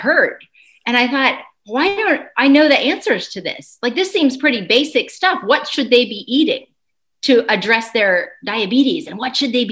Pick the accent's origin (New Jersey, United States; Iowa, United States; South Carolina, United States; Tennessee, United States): Tennessee, United States; Chattanooga; also born or lived in New York / California; currently I'm in Chattanooga, Tennessee, in the heart of the South, which is actually where I was raised but not born. So I was born in New York.